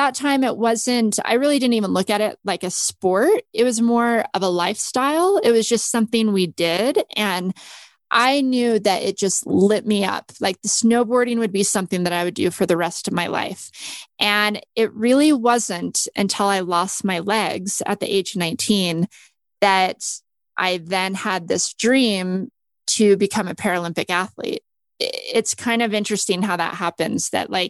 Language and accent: English; Las Vegas, Nevada, United States; I was raised in Las Vegas